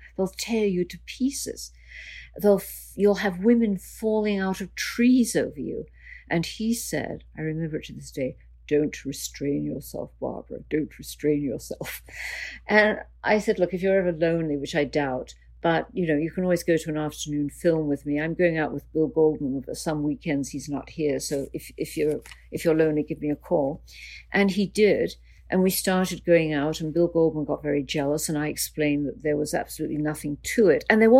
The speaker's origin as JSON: {"language": "English", "country": "Canada", "said": "So everyone was calling me up as the Canadian journalist to ask me about him."}